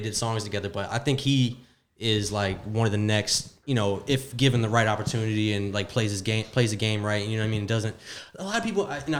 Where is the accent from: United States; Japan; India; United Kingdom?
United States; Deerfield Beach, Florida; moved away; I'm from Fort Lauderdale area, Deerfield Beach.